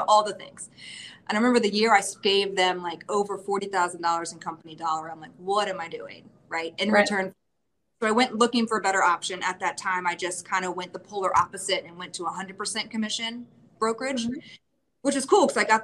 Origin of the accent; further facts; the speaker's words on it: Northern Virginia, United States; I am from Northern Virginia, born and raised, left a little bit for college, came back to settle here